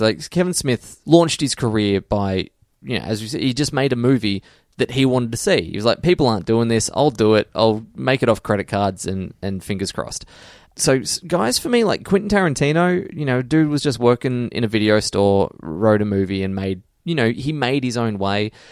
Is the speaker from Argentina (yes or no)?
no; Geelong, Victoria, Australia; I'm from Geelong